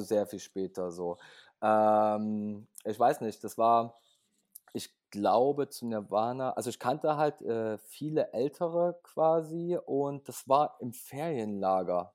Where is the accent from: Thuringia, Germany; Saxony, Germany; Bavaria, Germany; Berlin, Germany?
Saxony, Germany; Leipzig; ich komme aus Leipzig, bin auch geboren in Leipzig